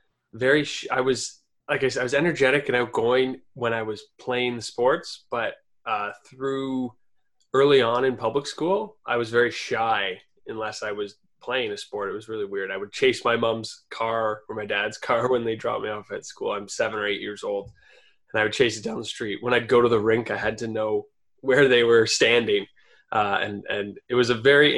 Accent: Burlington, Ontario, Canada; also born or lived in Toronto; I grew up in Burlington, Ontario, Canada. Born in Toronto, but moved there when I was two.

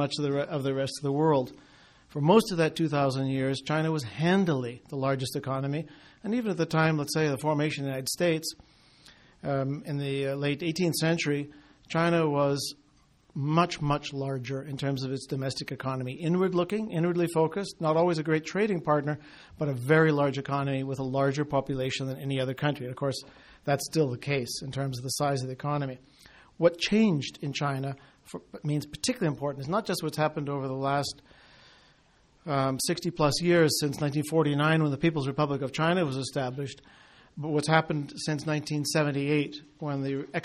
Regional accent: Turner Valley, Alberta, Canada; moved away as an adult; now in Alberta, Canada; I was actually born in Turner Valley. I'm very much of Southern Alberta. I grew up in Alberta from a young boy

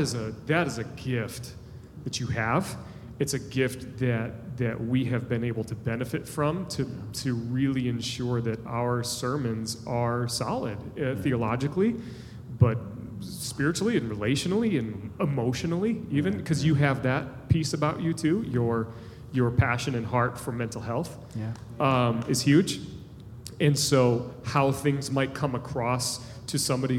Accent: United States; as American Christians

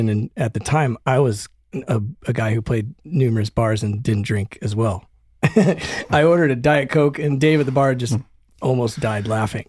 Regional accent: Denver, Colorado, United States; I came from Denver and I came up through the bars

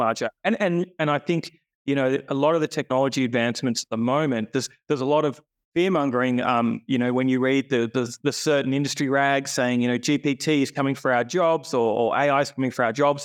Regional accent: Sydney, New South Wales, Australia; Born and bred, Sydney boy

